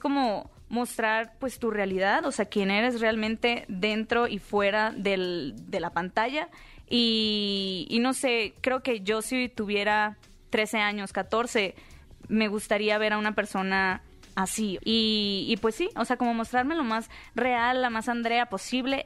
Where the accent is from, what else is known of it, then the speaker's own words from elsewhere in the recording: Hermosillo, Sonora, Mexico; yo soy originaria de Hermosillo, Sonora